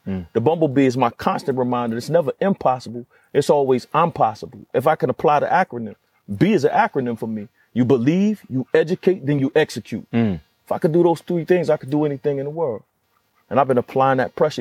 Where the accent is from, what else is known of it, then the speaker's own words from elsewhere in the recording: Conway, South Carolina, United States; I come from Conway, South Carolina. In Conway, South Carolina, we're in a space where our road was pretty much divided in the city. I came up where it's still Confederate Memorial Day in our city